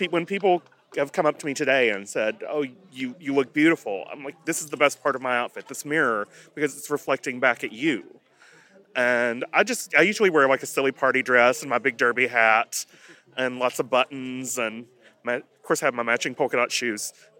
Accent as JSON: {"language": "English", "region": "Kentucky", "country": "United States", "tie": "born or raised there", "said": "In Carter County. Okay. I grew up about an hour north of here."}